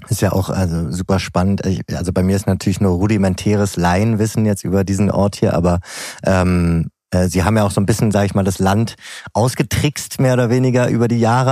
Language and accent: German; Berlin, Germany; als Berliner